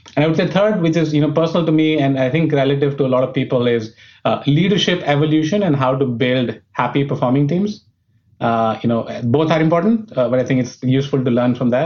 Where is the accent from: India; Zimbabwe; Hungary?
India; New Delhi, Delhi; moved away as an adult; I was born in India, uh, brought up in New Delhi, which was the capital